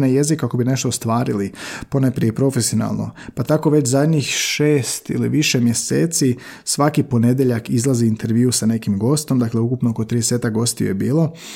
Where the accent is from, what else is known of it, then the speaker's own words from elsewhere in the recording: Slavonia, Croatia; tako govore u Slavoniji odakle sam ja